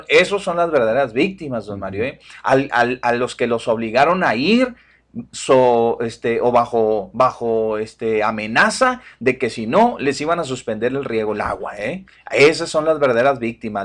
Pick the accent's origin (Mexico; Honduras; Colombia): Mexico; Todos seguimos siendo mexicanos